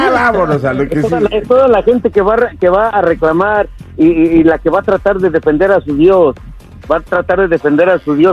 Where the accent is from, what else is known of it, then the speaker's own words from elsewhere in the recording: Mexico; Soy mexicano, te rieso de ateo no, no, no existe.